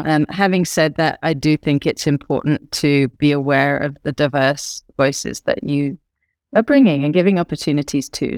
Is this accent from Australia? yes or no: no; United Kingdom; I'm British